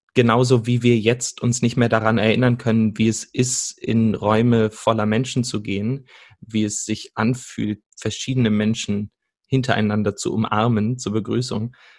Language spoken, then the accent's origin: German; Salzgitter, Lower Saxony, Germany; moved away as an adult; also born or lived in Berlin; now in Stuttgart, Germany; bin aufgewachsen in Salzgitter, einer ähm, Stadt, die die meisten wahrscheinlich von der Autobahnausfahrt kennen, und bin dann nach Berlin gegangen, um zu studieren und lebe mittlerweile in Stuttgart